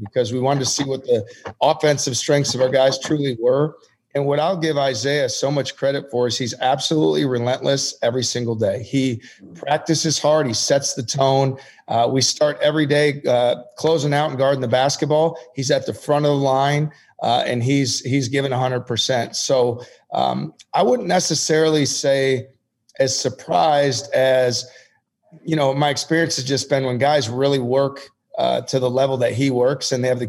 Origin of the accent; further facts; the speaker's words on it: Wisconsin, United States; growing up in Wisconsin